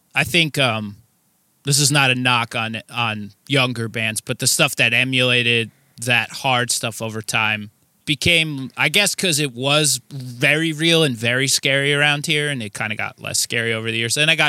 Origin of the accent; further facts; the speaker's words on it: New Jersey, United States; I am from New Jersey, yes.